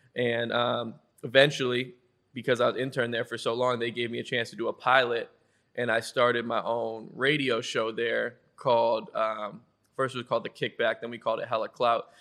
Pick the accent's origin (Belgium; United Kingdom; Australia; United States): United States; Westwood, Massachusetts; I'm from Westwood, Massachusetts